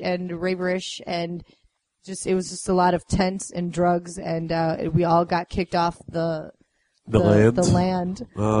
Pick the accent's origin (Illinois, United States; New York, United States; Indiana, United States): Illinois, United States; near Gurnee; Well, when I grew up there, it was all farmland, so it was actually a town over